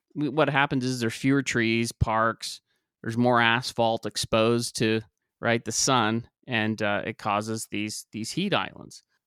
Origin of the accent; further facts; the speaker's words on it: Ontario, Oregon, United States; also born or lived in La Grande, Oregon; I was born and raised in Ontario. I went to school in LeGrand.